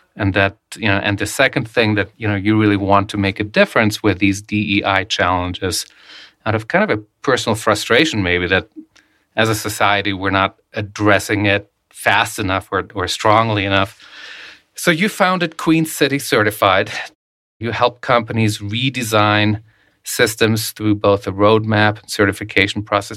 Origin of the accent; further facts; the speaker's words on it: Germany; moved away; I grew up in Germany